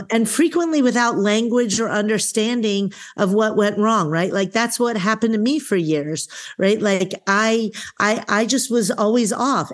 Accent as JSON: {"language": "English", "region": "New York", "country": "United States", "moved": "yes", "lives_now": "Eugene, Oregon, United States", "said": "I'm a girl from New York"}